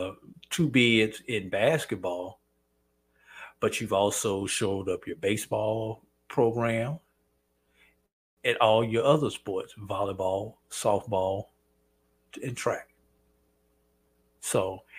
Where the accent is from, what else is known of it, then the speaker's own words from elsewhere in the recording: St. Louis, Missouri, United States; St. Louis, and that's my hometown